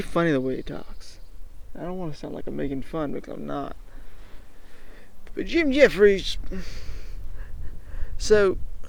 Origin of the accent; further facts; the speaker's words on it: Australia; I'm just an Aussie.